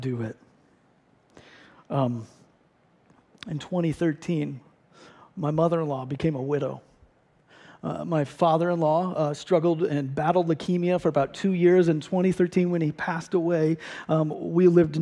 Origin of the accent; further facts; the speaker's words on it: Ohio, United States; moved away as an adult; also born or lived in St. Louis; I grew up in Ohio.